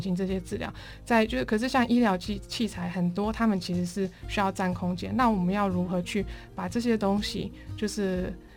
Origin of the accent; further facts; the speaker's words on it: Christchurch, Canterbury, New Zealand; now in Taiwan; 我从小是在纽西兰长大，我大概嗯哼。四岁就移民到纽西兰